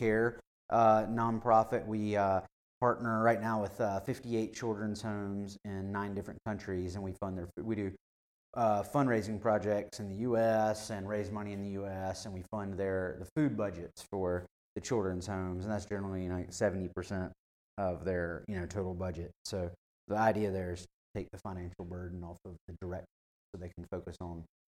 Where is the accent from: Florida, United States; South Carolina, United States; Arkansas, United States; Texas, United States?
South Carolina, United States; Spartanburg; also born or lived in Panama; now in Greenville, United States; My family's from Spartanburg, so that's where I grew up